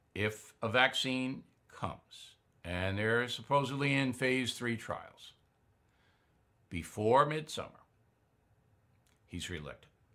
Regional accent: Long Island, New York, United States; my hometown on Long Island

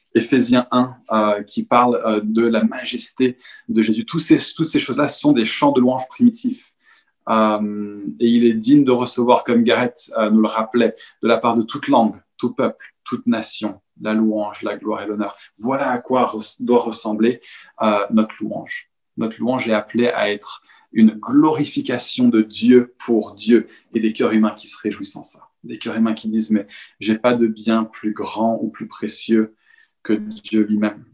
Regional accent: Paris, Île-de-France, France; en tant que Parisien

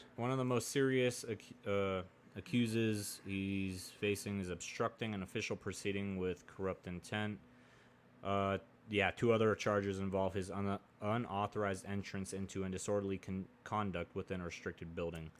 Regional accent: Oregon, United States; moved away; also born or lived in Texas; I grew up in Oregon

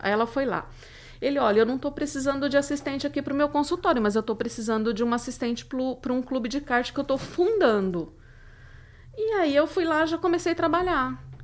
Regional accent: Codó, Maranhão, Brazil; moved away; uma que fica no interior do Maranhão

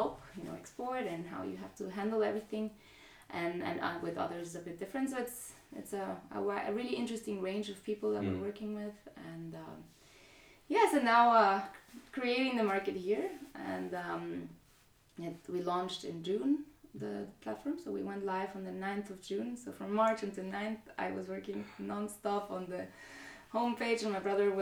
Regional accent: Guatemala; now in Zurich, Switzerland; I'm from Guatemala.

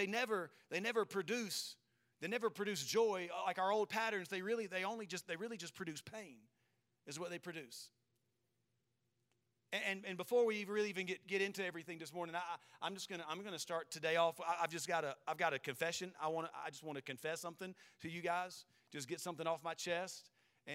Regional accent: South Carolina, United States; I'm from South Carolina, so we say caramel

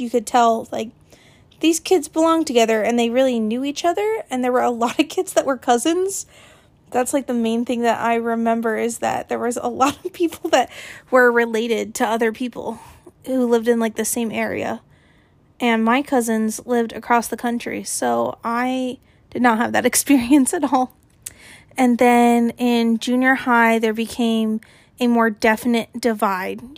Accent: Gilbert, Arizona, United States; I was born and raised in Gilbert.

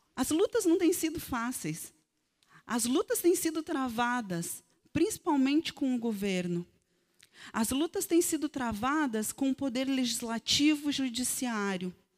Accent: Serrinha, Rio Grande do Sul, Brazil; A minha terra, antes de se chamar Serrinha, se chamava Facavã

